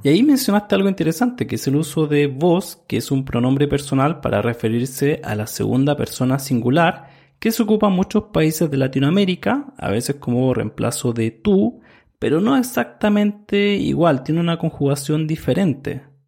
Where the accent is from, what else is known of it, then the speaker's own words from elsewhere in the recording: Chile; soy de Chile